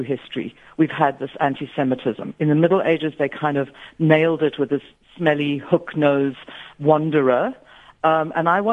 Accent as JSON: {"language": "English", "town": "Aberdeen", "region": "Scotland", "country": "United Kingdom", "tie": "born or raised there", "said": "when I was a child, I grew up in Aberdeen, Scotland"}